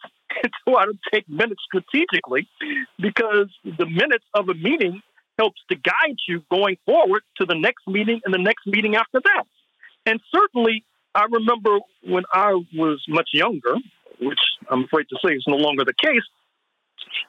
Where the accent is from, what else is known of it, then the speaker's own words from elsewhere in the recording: St. Louis, Missouri, United States; my hometown of St. Louis, Missouri